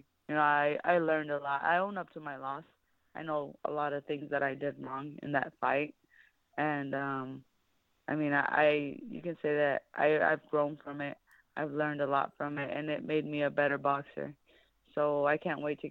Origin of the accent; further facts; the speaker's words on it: Phoenix, Arizona, United States; also born or lived in Hermosillo, Sonora, Mexico; I was born in Hermosillo, Sonora. When I was 5 years old, my parents brought me here to the United States. And I grew up here in Phoenix, Arizona, undocumented.